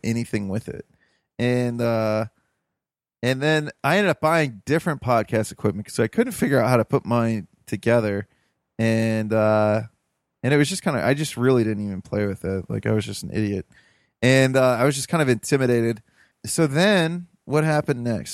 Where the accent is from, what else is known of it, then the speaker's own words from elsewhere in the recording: Toledo, Ohio, United States; moved away; I'm from Toledo, Ohio originally